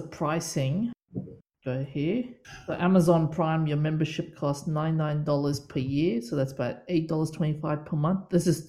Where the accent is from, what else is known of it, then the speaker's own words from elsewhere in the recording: New Zealand; I'm actually a New Zealander.